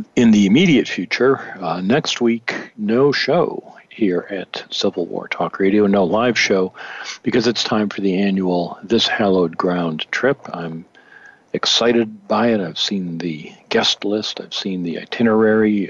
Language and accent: English; Michigan, United States; now in North Carolina, United States; Michigan, where I was born